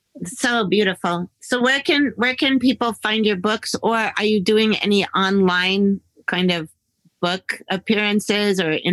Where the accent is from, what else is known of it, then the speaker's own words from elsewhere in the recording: Middletown, Connecticut, United States; also born or lived in Northfield, Massachusetts; now in Hollywood, United States; I grew up there in Middletown, Connecticut, and then in Northfield, Massachusetts.